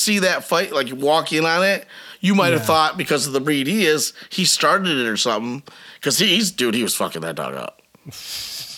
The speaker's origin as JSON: {"language": "English", "region": "Michigan", "country": "United States", "tie": "born or raised there", "also_born_or_lived": "Biloxi, Mississippi", "said": "as a Michigander, I just really never fit in as a Michigander. I grew up in Biloxi, Mississippi from age 4 to 10. Mm-hmm. And that probably had more impact on me than living in Michigan the rest of my life almost"}